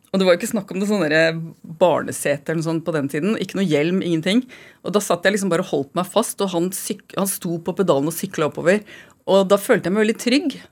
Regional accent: Oslo, Norway; also born or lived in Trondheim; jeg har vokst opp i Oslo

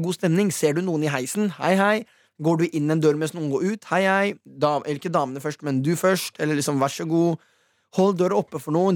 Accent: Norway; Vi er nordmenn

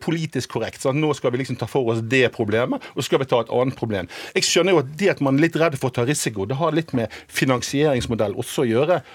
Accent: Bergen, Vestland, Norway; Jeg kommer jo fra Bergen

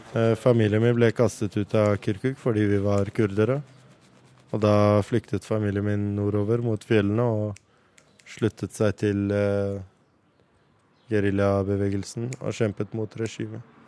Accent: Oslo, Norway; born or raised there; moved away as an adult; also born or lived in Kurdistan; now in Iraqi Kurdistan

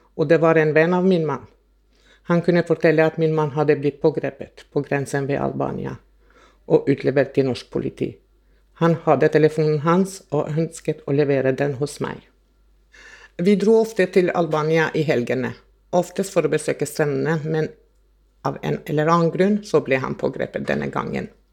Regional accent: Kosovo; now in Norway; Jeg er opprinnelig fra Kosovo og flyttet til Norge i 1990.

